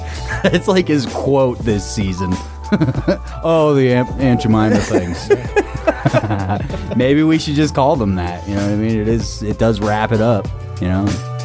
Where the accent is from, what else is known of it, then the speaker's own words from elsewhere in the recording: New Jersey, United States; When I was growing up in New Jersey